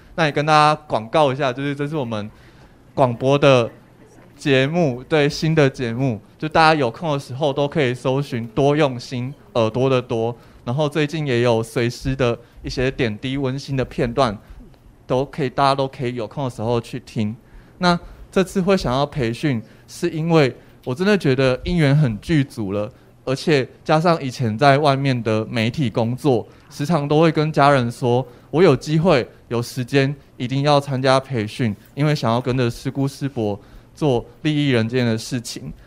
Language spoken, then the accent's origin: Chinese; Guanshan, Taitung County, Taiwan; 我的家乡其实在台东的关山